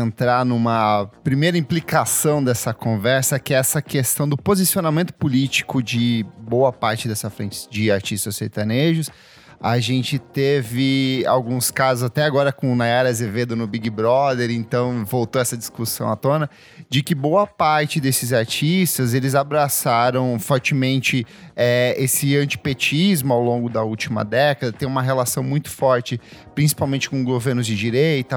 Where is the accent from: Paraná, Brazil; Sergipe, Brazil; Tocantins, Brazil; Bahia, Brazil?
Paraná, Brazil; interior of; eu também sou do interior do, do Paraná